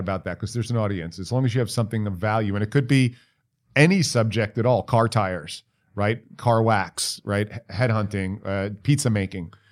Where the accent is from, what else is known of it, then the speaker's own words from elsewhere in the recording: New York, United States; I'm from New York